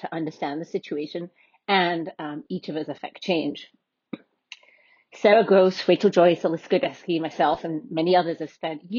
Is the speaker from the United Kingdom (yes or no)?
yes; United Kingdom; now in United States; I'm a British white woman